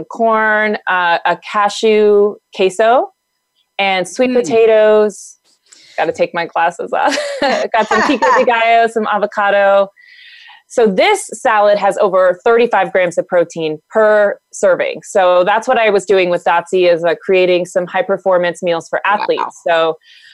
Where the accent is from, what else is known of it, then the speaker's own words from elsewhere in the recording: the South, United States; I'm from the South